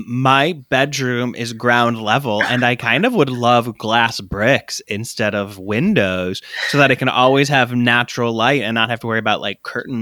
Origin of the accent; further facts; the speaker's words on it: Michigan, United States; moved away; Growing up in Michigan